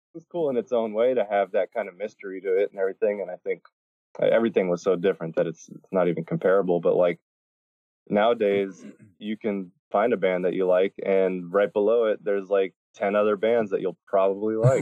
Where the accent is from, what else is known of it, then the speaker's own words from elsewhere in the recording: Miami, Florida, United States; I grew up in Miami